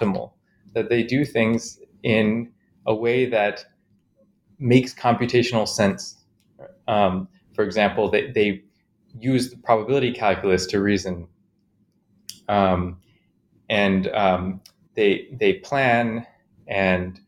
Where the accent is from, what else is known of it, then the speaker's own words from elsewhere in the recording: Chicago, Illinois, United States; I grew up in Chicago, mostly